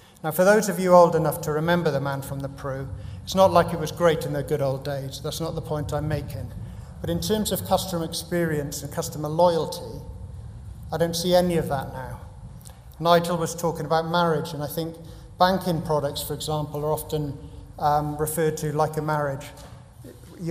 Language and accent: English; Cardiff, Wales, United Kingdom; moved away; I went back to my hometown, Cardiff